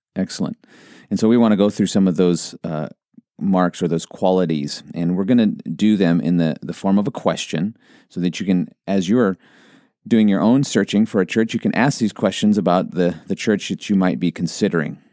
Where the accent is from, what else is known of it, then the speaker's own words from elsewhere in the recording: Montana, United States; I grew up in Montana and we'd go on a lot of hikes